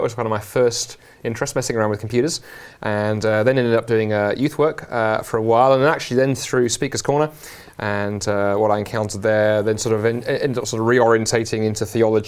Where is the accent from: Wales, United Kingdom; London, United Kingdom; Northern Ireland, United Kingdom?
London, United Kingdom; moved away as an adult; also born or lived in Oxford / Toronto, Canada; now in Scotland, United Kingdom; I'm a Londoner, actually born and raised across the river in South London